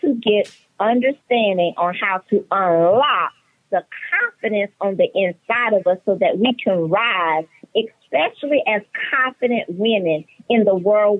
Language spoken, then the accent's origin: English; Mount Pleasant, South Carolina, United States; also born or lived in New York City; now in Sherrod, United States; And then my parents decided to migrate to Charleston, South Carolina, because they did not want me to be raised in New York City. And so that is how I arrived in Charleston, South Carolina, in a town called Mount Pleasant. I left Mount Pleasant at 16 years old